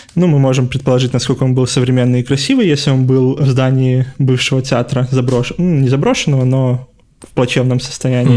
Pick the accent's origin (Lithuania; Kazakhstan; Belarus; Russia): Belarus; мы, как белорусы